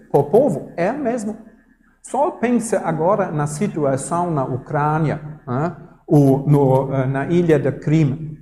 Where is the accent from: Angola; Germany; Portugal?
Germany; Portuguese is a second language; now in Brazil; no Brasil, ou eu sou alemão, na Alemanha também